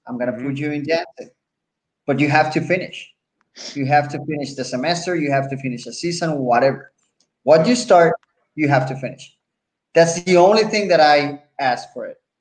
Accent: Puerto Rico; accent: Puerto Rican; English is a second language; I'm from Puerto Rico

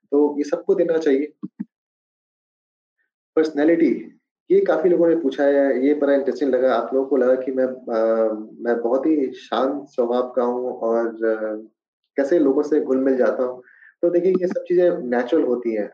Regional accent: Bihar, India; मेरे favourite dishes मुझे बिहारी खाना बहुत पसंद है खासकर क्योंकि मेरा बचपन बिहार में गुजरा है तो बिहार की हर एक चीजें

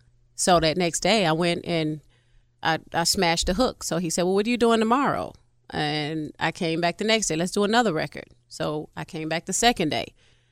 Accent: Chicago, Illinois, United States; now in Atlanta, United States; I'm from Chi-Town, actually.

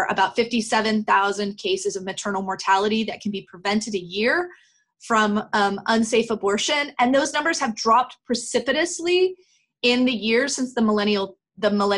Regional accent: United States; as an American

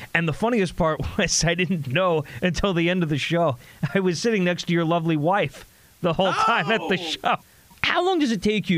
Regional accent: New Jersey, United States; now in New York City, United States; I'm from Jersey originally.

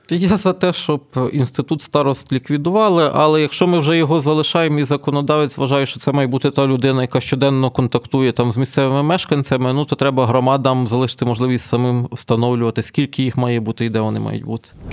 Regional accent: Ternopil Oblast, Ukraine; moved away; на моїй рідній Тернопільщині

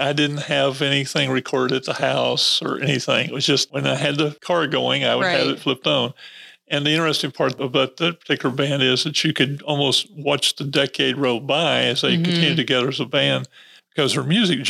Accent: Texas, United States; now in Peachtree City, United States; The time of growing up in Texas was a lot, because we were in the 60s at this point.

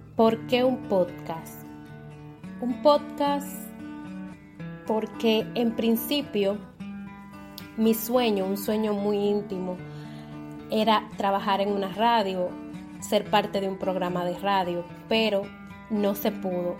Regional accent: La Romana, Dominican Republic; now in Santo Domingo, Dominican Republic; soy nacida y criada en la Romana República Dominicana, aunque actualmente estoy residiendo en la ciudad de Santo Domingo

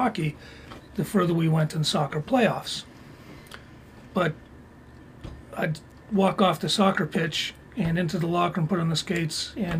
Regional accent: Stoneham, Massachusetts, United States; Growing up in Stoneham, in Massachusetts

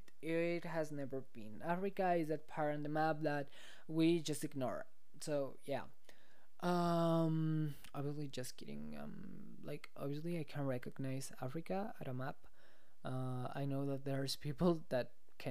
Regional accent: Mexico; I'm from Mexico, I know that, but like, I've been living in Mexico my entire life

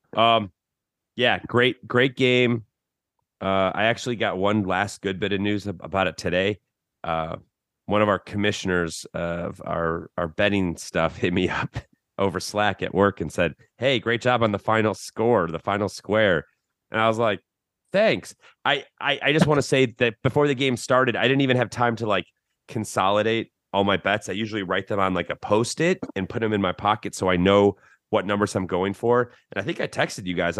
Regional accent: Chicago, Illinois, United States; now in Austin, United States; growing up in Chicago

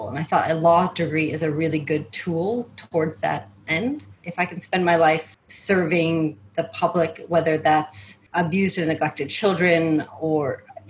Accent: Syracuse, New York, United States; moved away as an adult; also born or lived in Charlotte, North Carolina / Netherlands / Thailand; I grew up in Syracuse, New York

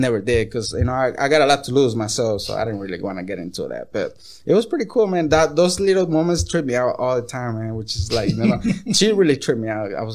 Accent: Tijuana, Baja California, Mexico; first language Spanish; English is a second language; now in Los Angeles, United States; I'm from Tijuana, you know, that's where I'm from.

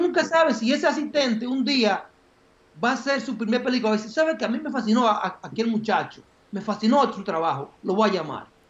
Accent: Baitoa, Santiago, Dominican Republic; now in United States; yo nací en, un campo que se llama Baitoa, que queda en Santiago, en las lomas de Santiago

